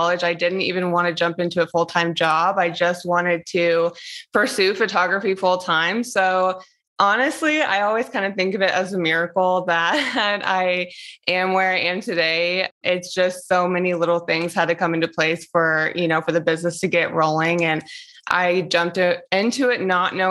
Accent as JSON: {"language": "English", "area": "the East", "region": "East Coast", "country": "United States", "tie": "born or raised there", "moved": "as an adult", "lives_now": "Las Vegas, United States", "said": "I grew up and lived in the East for so long, and now I'm like in Las Vegas"}